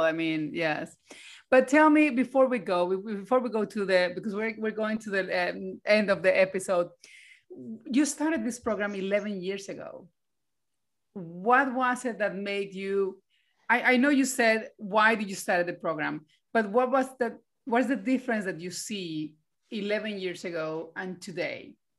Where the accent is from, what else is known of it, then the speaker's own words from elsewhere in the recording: Colombia; now in Sweden; I was from Colombia and I was a lawyer.